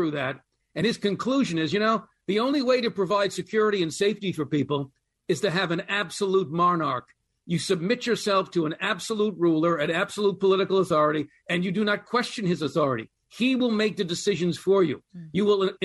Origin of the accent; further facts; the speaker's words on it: United States; I get a little ashamed as an American